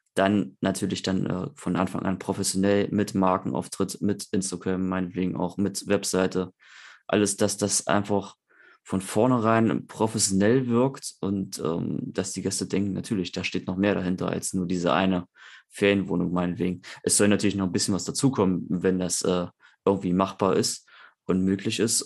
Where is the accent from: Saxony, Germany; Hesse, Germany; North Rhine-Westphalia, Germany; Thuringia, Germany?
Thuringia, Germany; Eichsfeld; Wir sind halt sehr katholisch im, im Eichsfeld, wo ich herkomme, aus Thüringen